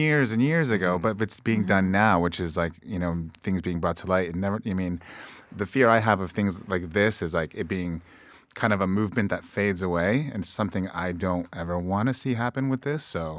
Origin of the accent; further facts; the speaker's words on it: Akwesasne, Canada; now in Toronto, Canada; I consider kind of Toronto, like, my hometown, even though I'm from Akwesasne. I've lived here for, say, off and on for 25 years.